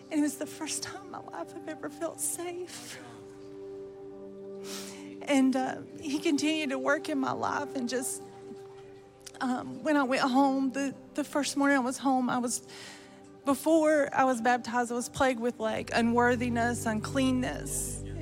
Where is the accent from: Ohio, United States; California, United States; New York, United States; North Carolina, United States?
North Carolina, United States; Lincolnton; Lincolnton, North Carolina.